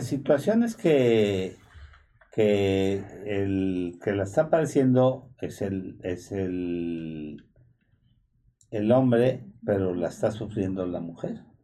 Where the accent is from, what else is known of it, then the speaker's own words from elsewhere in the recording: Mexico; como los mexicanos estamos como los argentinos